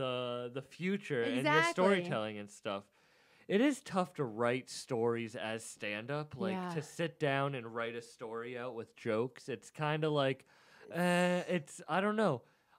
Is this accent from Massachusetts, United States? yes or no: yes; Cape Cod, Massachusetts, United States; I'm from the Cape.